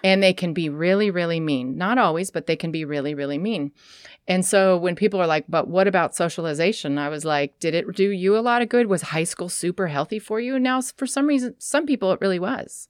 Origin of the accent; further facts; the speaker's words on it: Sacramento, California, United States; also born or lived in San Francisco / Portland; now in Astoria, United States; I grew up in Sacramento.